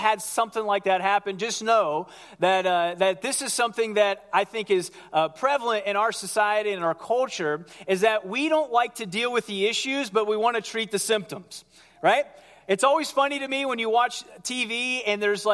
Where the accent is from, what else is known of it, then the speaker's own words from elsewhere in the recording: Ohio, United States; I grew up in Ohio